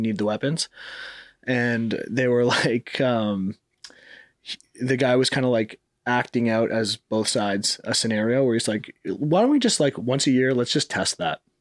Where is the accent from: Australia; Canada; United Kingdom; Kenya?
Canada; moved away; also born or lived in Miami; growing up in Canada